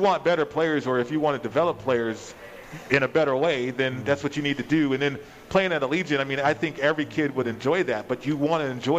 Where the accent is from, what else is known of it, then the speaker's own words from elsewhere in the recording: Las Vegas, Nevada, United States; also born or lived in Colorado; I should stay home and play for my school, my hometown, right?